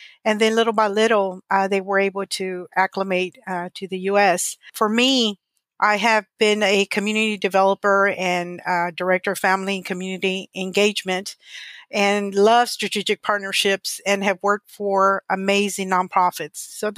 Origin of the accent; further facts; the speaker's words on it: Monterrey, Nuevo León, Mexico; born there; I was born in Monterrey, Nuevo León, Mexico.